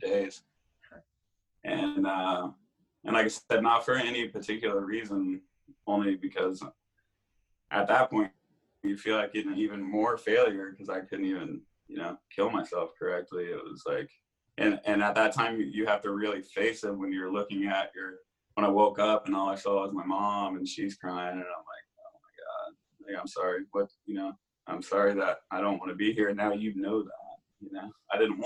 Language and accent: English; Indiana, United States; in my little hometown, Indiana, I was always the sick kid